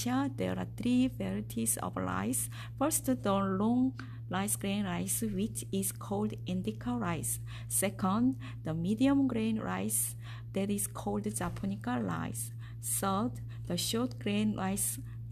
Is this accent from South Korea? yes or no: yes; South Korea; English is a second language; moved away; from South Korea